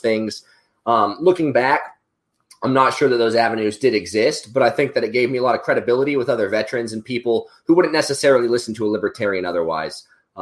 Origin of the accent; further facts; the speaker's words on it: Oklahoma, United States; We're both from Oklahoma